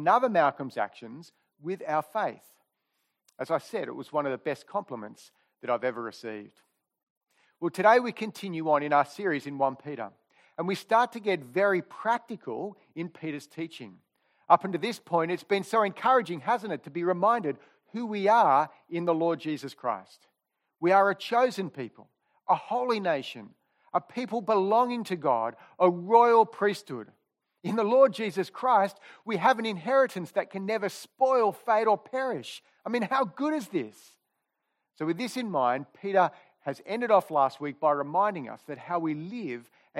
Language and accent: English; Sydney, New South Wales, Australia; I grew up here in Killara